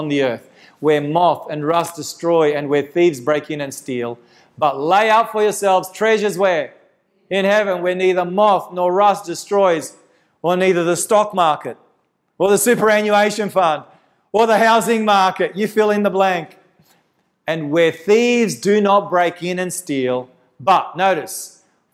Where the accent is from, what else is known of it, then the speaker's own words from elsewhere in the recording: Victoria, Australia; my home state in Victoria